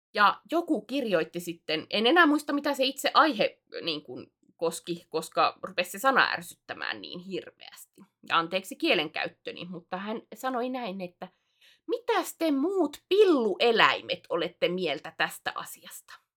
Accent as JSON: {"language": "Finnish", "town": "Alajärvi", "region": "South Ostrobothnia", "country": "Finland", "accent": "not pure Alajärvi dialect, changeable", "moved": "yes", "said": "mun murre on, äh, se on muuntuva. Se ei ole suoraa alajärvi"}